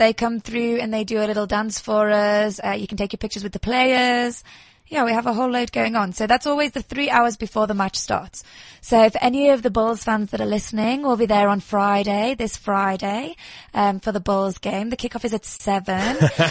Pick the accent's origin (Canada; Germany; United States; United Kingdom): United Kingdom; England; now in South Africa; But suppose I am English